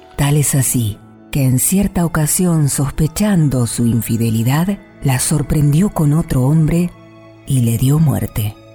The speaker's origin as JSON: {"language": "Spanish", "country": "Argentina"}